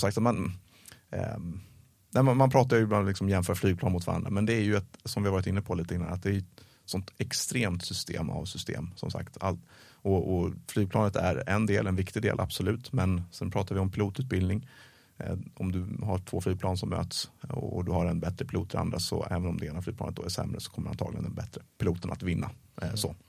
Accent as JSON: {"language": "Swedish", "country": "Sweden", "said": "som svensk"}